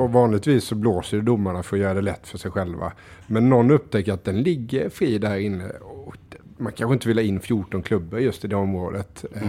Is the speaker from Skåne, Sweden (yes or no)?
no; Diö, Kronoberg County, Sweden